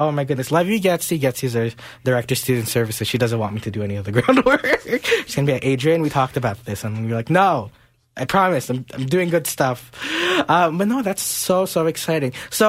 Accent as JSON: {"language": "English", "country": "Philippines", "said": "You know, as a Filipino, like, I'm expected to know how to sing at karaoke."}